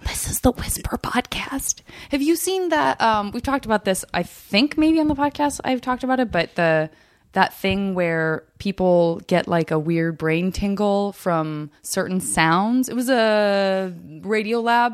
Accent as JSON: {"language": "English", "region": "Arizona", "country": "United States", "said": "I'm from Arizona"}